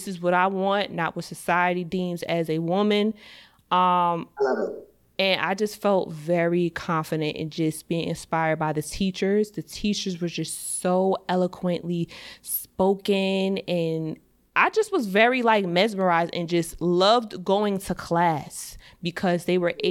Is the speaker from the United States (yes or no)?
yes; Piscataway, New Jersey, United States; I come from Piscataway, New Jersey